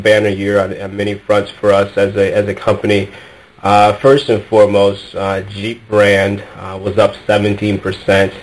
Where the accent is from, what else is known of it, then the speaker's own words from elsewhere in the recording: Detroit, Michigan, United States; I am born and raised in the Metro Detroit area